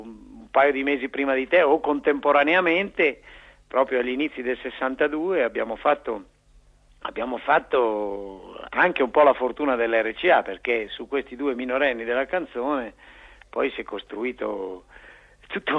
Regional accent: Bologna, Emilia-Romagna, Italy; io bolognese

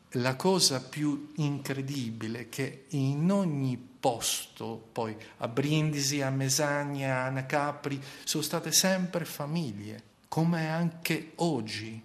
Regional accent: Shkodër, Shkodër County, Albania; Italian is a second language; now in Italy; Anche se sono scuterino, doc, vado molto fiero per questi ventitré anni in Italia

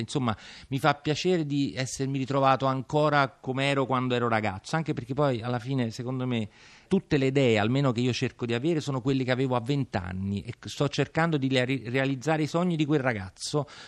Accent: Naples, Campania, Italy; Io sono napoletano sicuramente nonostante il cognome e mi sento così

